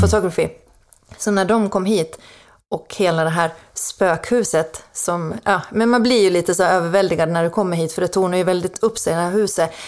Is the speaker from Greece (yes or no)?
no; Finland; accent: Finland Swedish; first language Swedish; moved away as an adult; now in Sweden; Jag är från Finland ursprungligen. Jaha. Så att jag är eh, inflyttad till Sverige 2010